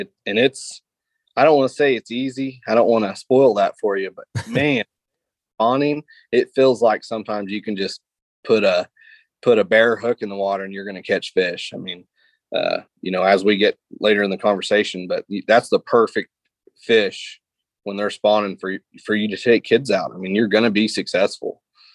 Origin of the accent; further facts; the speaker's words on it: Missouri, United States; I live in between Palmy and Truman. I grew up on Lake of the Ozarks.